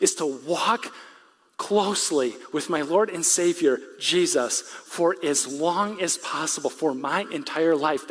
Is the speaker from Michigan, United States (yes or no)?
yes; West Michigan, United States; I'm from West Michigan